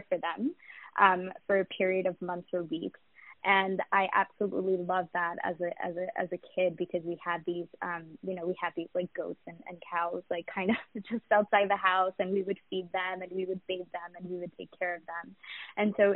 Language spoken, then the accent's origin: English; New York, United States; also born or lived in Pakistan; I actually grew up in New York, but I was born in Pakistan, and most of my family is still back there